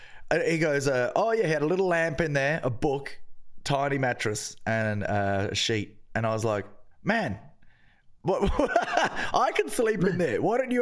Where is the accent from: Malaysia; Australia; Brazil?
Australia; I'm Australian, no stranger to a futon.